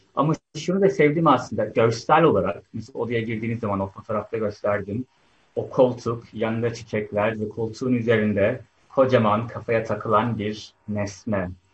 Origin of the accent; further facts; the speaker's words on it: Turkey; moved away as an adult; now in United Kingdom; Ben Türkiye'de doğdum, büyüdüm 20 yıldır da İngiltere'de yaşıyorum